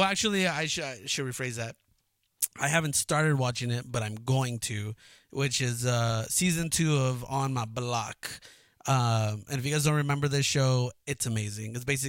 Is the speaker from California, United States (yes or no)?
yes; Cudahy, California, United States; our own upbringing and childhood. Growing up in Cudahy, California